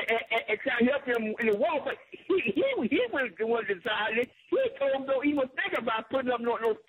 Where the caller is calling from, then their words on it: Detroit, Michigan, United States; I'm calling from Motor City, the East Side.